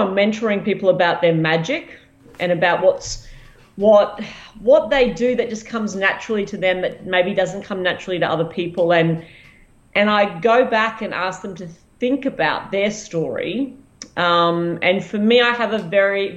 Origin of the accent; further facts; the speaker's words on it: Ipswich, Queensland, Australia; I grew up in Ipswich